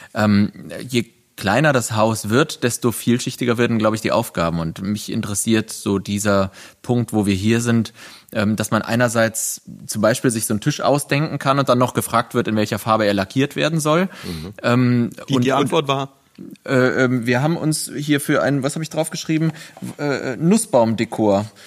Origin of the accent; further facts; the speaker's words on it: countryside between Cologne and Bonn, North Rhine-Westphalia, Germany; moved away as an adult; also born or lived in Berlin; jetzt haben wir unsere Homebase zwischen Köln und Bonn auf dem Land, auf dem, wo ich aufgewachsen bin, meinem Elternhaus